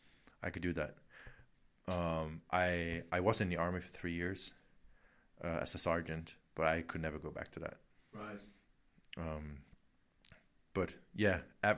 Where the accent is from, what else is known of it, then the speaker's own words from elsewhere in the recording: Horsens, Central Denmark Region, Denmark; accent: American; I'm from originally a tiny town, same size as this, where we're in Kolding. Yeah. It's called Horsens.